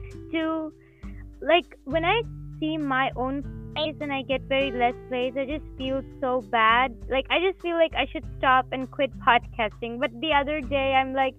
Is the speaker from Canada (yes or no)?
no; India; I'm from India